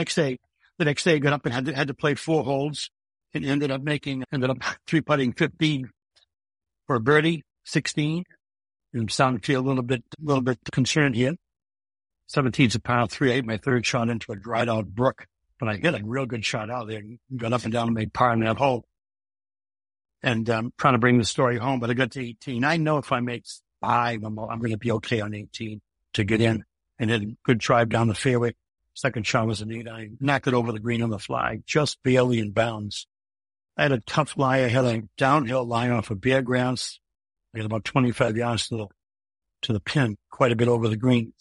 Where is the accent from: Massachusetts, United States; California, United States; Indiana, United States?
Massachusetts, United States; Millis; also born or lived in Gardner Street, Boston (Allston), Massachusetts; I grew up on Gardner Street, a three-decker on Gardner Street. There's no golf on Gardner Street. But when I was, when I was nine years old, my, my parents moved to Millis